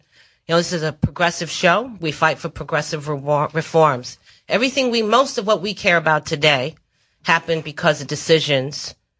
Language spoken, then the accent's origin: English; New London, Connecticut, United States; moved away; also born or lived in Michigan; I just moved here from Michigan. Spent 17 years. I used to spend 20 years in the labor movement, the United Auto Workers Union. But I come from Connecticut, a little town called New London, Connecticut.